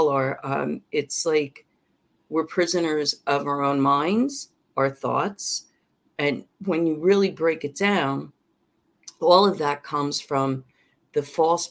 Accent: South Amboy, New Jersey, United States; moved away as an adult; also born or lived in St. Petersburg Beach, Florida; my hometown in South Amboy, New Jersey

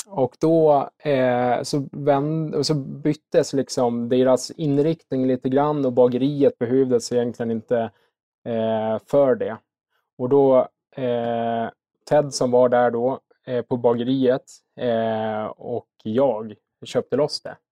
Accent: Visby, Gotland, Sweden; moved away as an adult; now in Stockholm, Sweden; Jag är gotlänning. Uppväxt i Visby

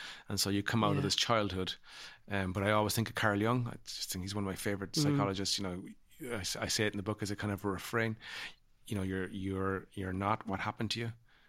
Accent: Ireland; my own experience as a child growing u

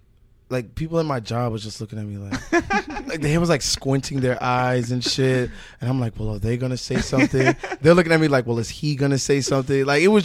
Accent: Brooklyn, New York, United States; Downtown. From okay. Fort Greene.

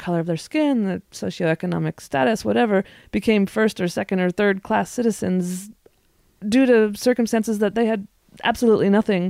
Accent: the West, United States; I am born and bred in the West.

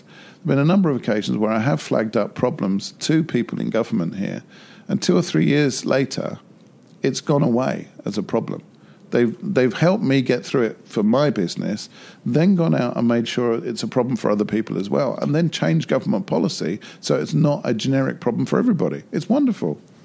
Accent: United Kingdom; as a Brit going to Japan

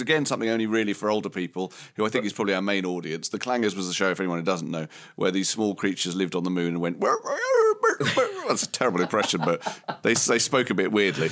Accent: Romford, London, United Kingdom; I was from Romford

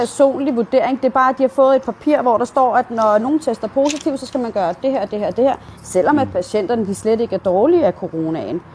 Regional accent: Denmark; Jeg er selv dansker

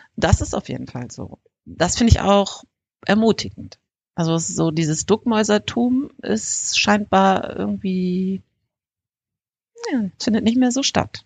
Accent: North Rhine-Westphalia, Germany; bei uns in NRW

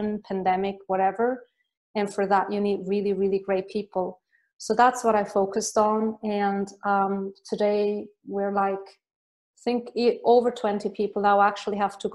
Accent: Switzerland; moved away as an adult; also born or lived in Ireland; I left Switzerland after 2 weeks. And then I moved to Ireland, and I didn't return. Mm-hmm. Since then I basically left, and I still love my home country

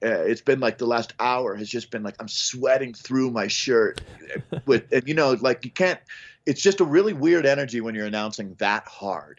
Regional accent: Boulder, Colorado, United States; I grew up in South Boulder where Chris Weary grew up

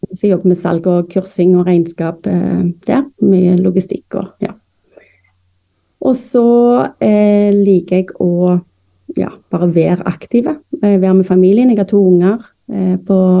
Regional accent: Stavanger, Rogaland, Norway; accent: Stavanger dialect; moved away as an adult; also born or lived in Florida, United States / North Dakota, United States / Moss, Norway; now in Bærum, Norway; er jo født og oppvokst i Stavanger

